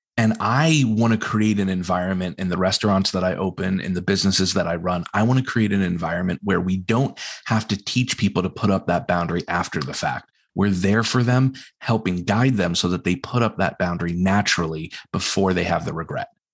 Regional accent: New England, United States; us as New Englanders

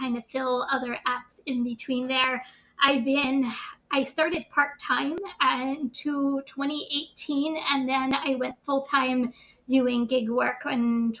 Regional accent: New Jersey, United States; I'm from New Jersey.

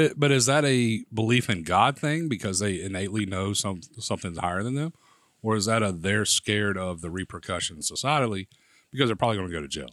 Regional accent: Prattville, Alabama, United States; I grew up in Prattville, Alabama

